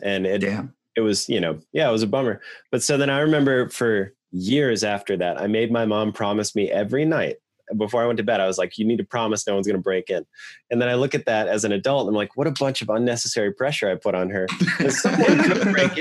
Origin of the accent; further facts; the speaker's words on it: Rapid City, South Dakota, United States; moved away; also born or lived in Glendale; I was born in Rapid City